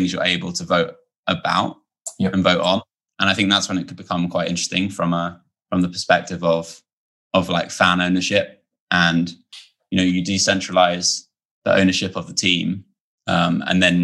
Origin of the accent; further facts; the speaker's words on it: Portsmouth, South East England, United Kingdom; I'm from Portsmouth